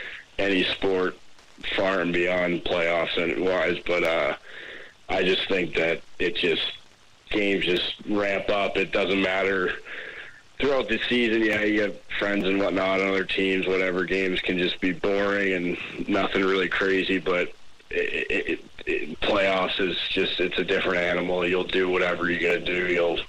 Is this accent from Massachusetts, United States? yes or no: yes; Cape Cod, Massachusetts, United States; also born or lived in Hull, Massachusetts; now in Jacksonville, United States; But I'm actually from originally from the Cape, but I lived in Hull for a while.